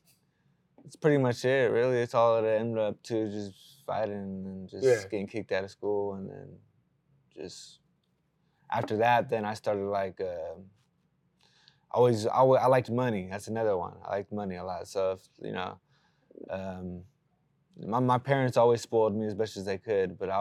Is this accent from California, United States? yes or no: yes; Sacramento, California, United States; I was born in Sacramento, born and raised